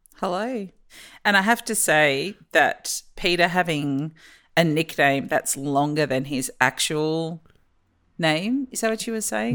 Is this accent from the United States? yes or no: no; Australia; as an Australian